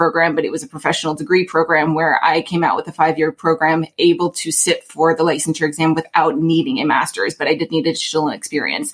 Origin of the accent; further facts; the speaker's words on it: Alaska, United States; moved away as an adult; now in New York City, United States; born and raised in Alaska, I came to the East Coast for school